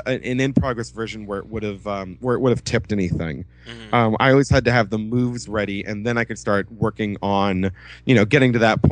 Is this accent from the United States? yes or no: yes; Los Angeles, California, United States; I grew up in Los Angeles. I am a native.